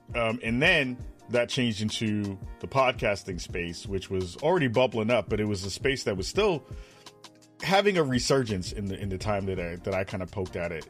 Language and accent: English; New York City, New York, United States; moved away; growing up in the Bronx, back home in New York